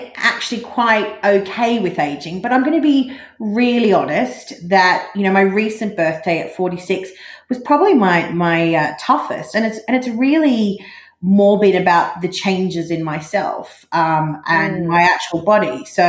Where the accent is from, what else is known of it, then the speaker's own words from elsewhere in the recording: Australia; moved away as an adult; now in London, United Kingdom; as you can probably tell from the accent, I'm Australian. I grew up in not far from actually what's called the Never Never in Australia, which is kind of a phrase for the Australian outback. I'm not exactly in the Never Never, but I'm not far from it.